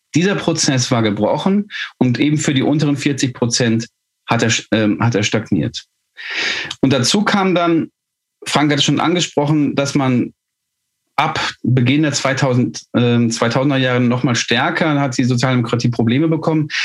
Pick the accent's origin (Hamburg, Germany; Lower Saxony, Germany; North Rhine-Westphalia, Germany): North Rhine-Westphalia, Germany; Ruhr area; Ich komme aus dem Ruhrgebiet